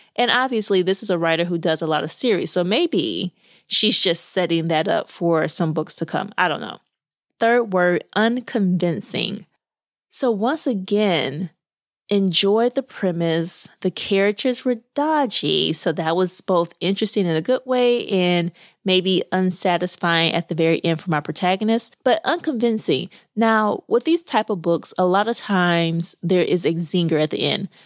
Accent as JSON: {"language": "English", "region": "Arkansas", "country": "United States", "tie": "born or raised there", "moved": "yes", "said": "I grew up in Arkansas"}